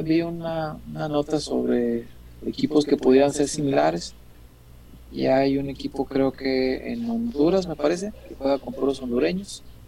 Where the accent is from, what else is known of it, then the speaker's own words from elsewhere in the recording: Mexico; somos mexicanos